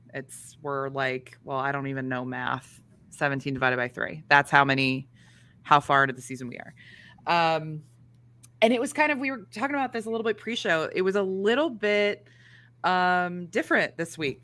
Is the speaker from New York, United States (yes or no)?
no; Chicago, Illinois, United States; as a Chicagoan